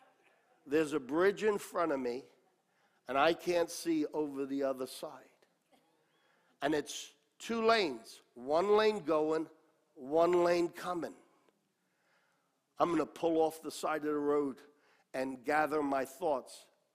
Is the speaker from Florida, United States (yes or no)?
no; New York, United States; born there; also born or lived in Australia; I was born in New York. Age of 8, 9, my parents went to Australia as senior pastors to pastor the Italian group of people. And we were there 6 years, came back to America. I was now 15 years old